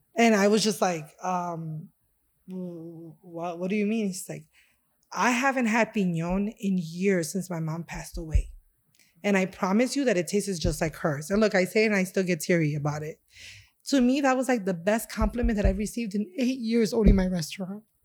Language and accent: English; Chicago, Illinois, United States; I was born and raised here in Chicago, um, and my da-, my dad is from Honduras and my mom from Puerto Rico, and I was actually raised in Humboldt Park